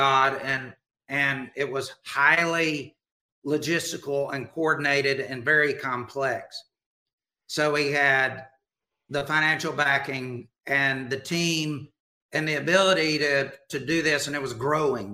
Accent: Alabama, United States; I grew up in Alabama

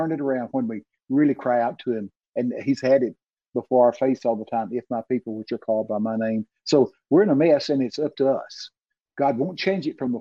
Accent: Texas, United States; accent: Texican; I'm from Texas

